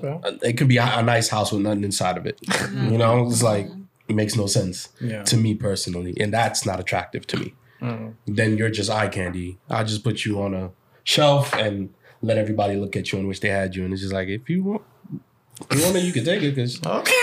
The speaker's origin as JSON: {"language": "English", "region": "England", "country": "United Kingdom", "said": "because I'm English"}